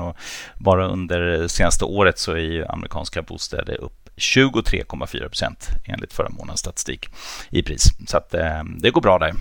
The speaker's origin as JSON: {"language": "Swedish", "country": "Germany", "tie": "born or raised there", "moved": "yes", "lives_now": "Sweden", "said": "jag som är tysk då, mm. eller född i Tyskland åtminstone"}